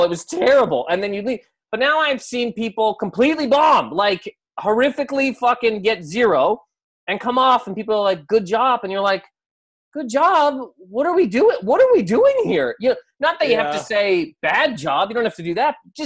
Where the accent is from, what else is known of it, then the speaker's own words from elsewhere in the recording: Canada; I'm from Canada.